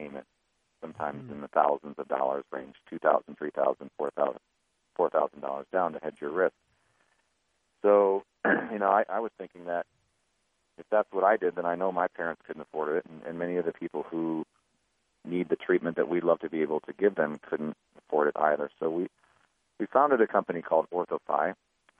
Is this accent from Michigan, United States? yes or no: yes; Lake Orion, Michigan, United States; I grew up around Metro Detroit in a very blue-collar town called Lake Orion, Michigan